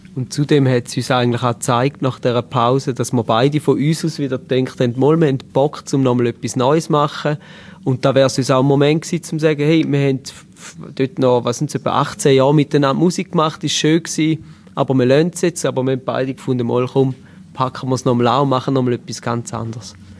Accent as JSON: {"language": "German", "area": "Eastern Switzerland", "region": "St. Gallen and Lustmühle", "country": "Switzerland", "said": "Wir kommen aus der Ostschweiz, genauer aus St. Gallen und Lustmühle"}